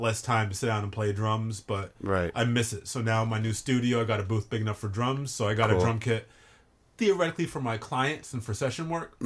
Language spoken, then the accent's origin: English; Hartford, Connecticut, United States; moved away; also born or lived in Brooklyn; born and raised in Hartford and right around there